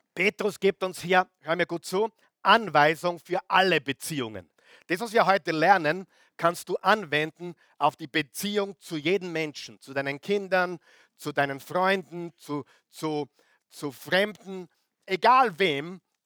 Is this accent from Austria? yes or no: yes; Austria; now in Vienna, Austria; wo ich, wo ich herkomme, Oberösterreich, Salzburg, wunderschön